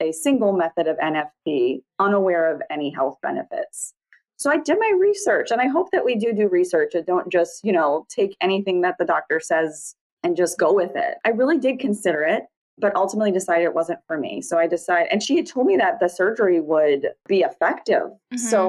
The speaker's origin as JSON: {"language": "English", "town": "New Orleans", "region": "Louisiana", "country": "United States", "tie": "born or raised there", "lives_now": "Mandeville, United States", "said": "So I grew up right outside of New Orleans. Now I live across the North Shore from New Orleans."}